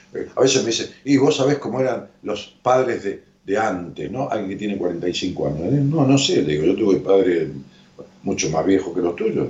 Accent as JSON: {"language": "Spanish", "area": "La Matanza", "region": "Buenos Aires Province", "country": "Argentina", "said": "allá en mi pueblo, en La Matanza"}